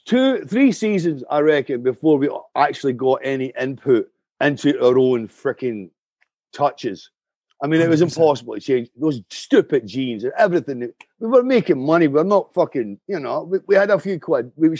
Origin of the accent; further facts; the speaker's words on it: Canada; I live in the woods, man. I'm Canadian.